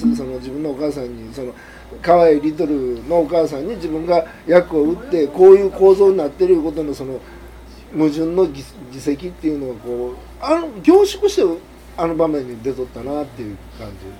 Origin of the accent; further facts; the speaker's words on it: Japan; 在日韓国人